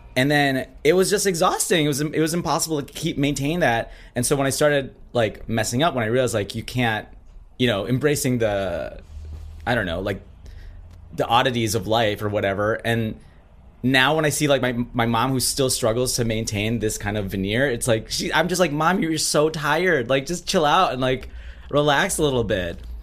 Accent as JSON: {"language": "English", "region": "Minnesota", "country": "United States", "tie": "born or raised there", "said": "I grew up in Minnesota"}